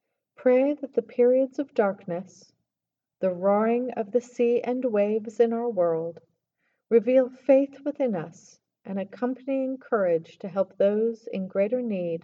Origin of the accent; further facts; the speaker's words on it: Arkansas, United States; moved away; also born or lived in Baltimore; growing up in Arkansas.